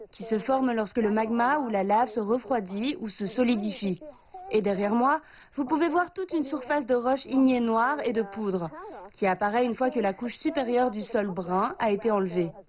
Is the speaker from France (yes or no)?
no; Australia; moved away; en grandissant en Australie